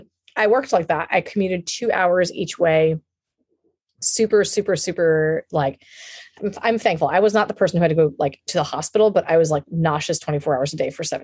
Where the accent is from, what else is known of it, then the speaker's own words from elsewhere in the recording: United States; now in California, United States; I'm Indian American